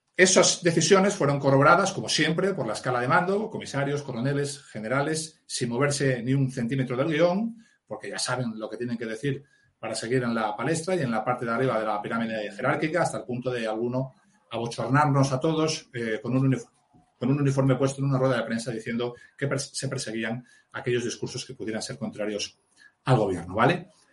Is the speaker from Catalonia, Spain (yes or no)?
no; Mieres, Asturias, Spain; nací en Miares, en la cuenca minera del Caudal, en Asturias